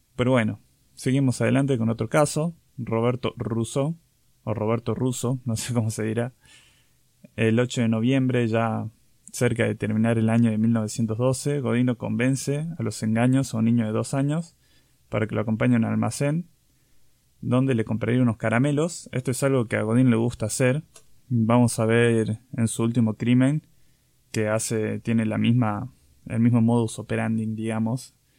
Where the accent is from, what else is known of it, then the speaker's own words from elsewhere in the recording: Catamarca, Argentina; now in Córdoba, Argentina; me fui de viaje a Catamarca, que es mi provincia natal